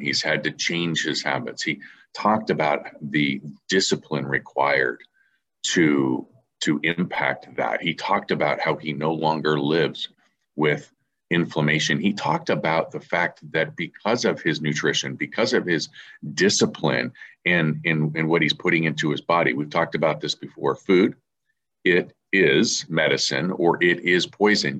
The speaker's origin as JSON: {"language": "English", "town": "San Diego", "region": "California", "country": "United States", "said": "I'm from San Diego"}